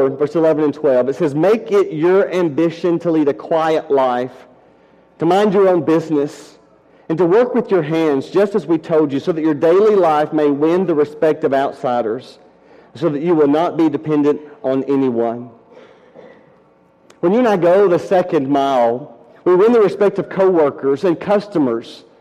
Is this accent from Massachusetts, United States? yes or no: no; Decatur, Alabama, United States; During college, I worked summers at 3M, a large plant in my hometown, Decatur, Alabama.